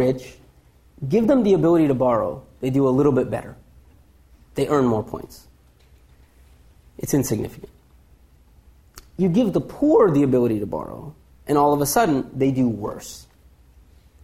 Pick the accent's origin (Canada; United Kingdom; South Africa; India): India; being Indian